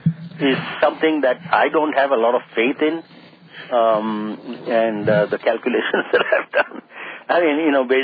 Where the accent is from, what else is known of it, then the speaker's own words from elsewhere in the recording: India; now in United States; living and growing up in India